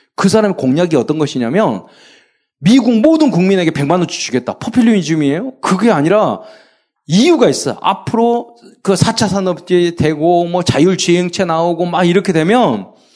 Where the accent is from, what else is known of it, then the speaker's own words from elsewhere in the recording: Jeolla, South Korea; 제가 전라도 출신이라서